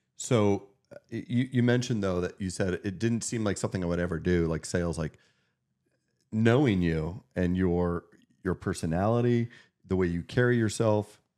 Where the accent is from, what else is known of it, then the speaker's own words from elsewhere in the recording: Meadville, Pennsylvania, United States; now in Erie, United States; my hometown community